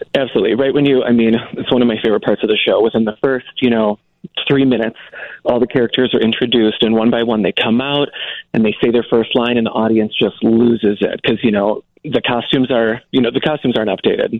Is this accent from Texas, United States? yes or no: no; Fraser, Michigan, United States; The Detroit area, Greater Detroit. Um, I grew up in Fraser.